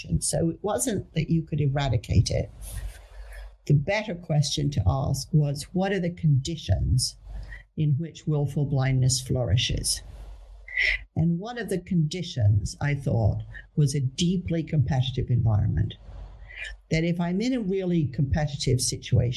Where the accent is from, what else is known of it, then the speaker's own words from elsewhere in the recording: Netherlands; I grew up in the Netherlands